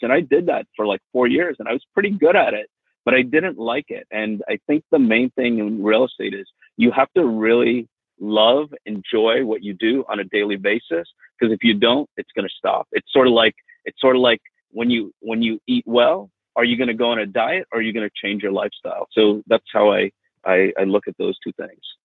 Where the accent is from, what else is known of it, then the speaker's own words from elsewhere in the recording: Miami, Florida, United States; also born or lived in India / England; growing up in Miami was really, really nice.